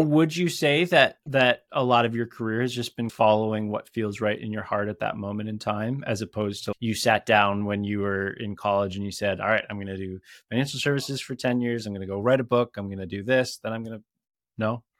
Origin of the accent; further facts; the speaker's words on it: Minneapolis, Minnesota, United States; right here in my hometown.